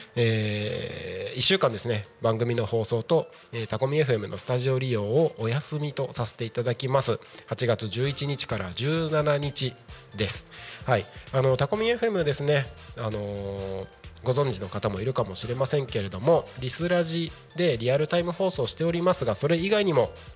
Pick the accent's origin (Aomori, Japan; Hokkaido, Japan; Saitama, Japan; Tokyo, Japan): Aomori, Japan; Takko; moved away; 僕がね青森県の田子町の出身ということで